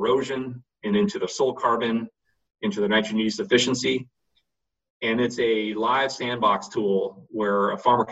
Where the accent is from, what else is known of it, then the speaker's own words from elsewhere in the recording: coastal California, United States; moved away as an adult; also born or lived in Minnesota / Montana; I grew up in California, coastal California